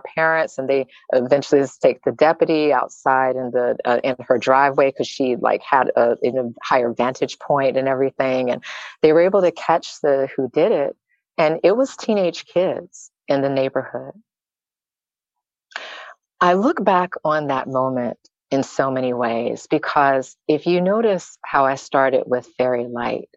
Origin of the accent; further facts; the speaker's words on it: the South, United States; I grew up in the South